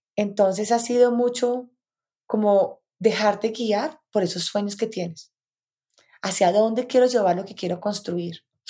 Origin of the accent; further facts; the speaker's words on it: Bogotá, Colombia; Yo soy colombiana, vivo nací en Bogotá, vivo en Bogotá, he vivido la mayoría de mi vida en Bogotá